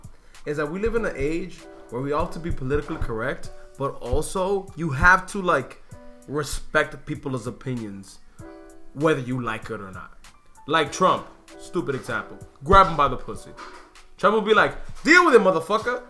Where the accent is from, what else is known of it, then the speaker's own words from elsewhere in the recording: New York City, New York, United States; also born or lived in The Bronx, New York; I grew up in the Heights